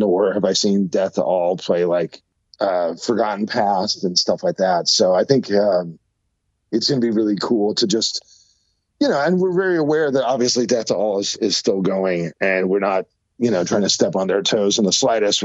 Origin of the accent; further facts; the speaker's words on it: San Jose, California, United States; my hometown of San Jose